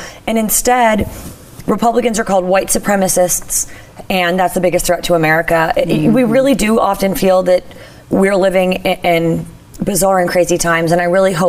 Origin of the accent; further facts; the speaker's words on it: Philadelphia, Pennsylvania, United States; my hometown of Philadelphia